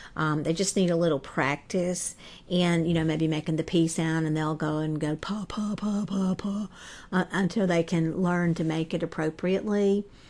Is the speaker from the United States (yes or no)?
yes; the South, United States; accent: Southern; I'm from the South, as you can probably tell from my voice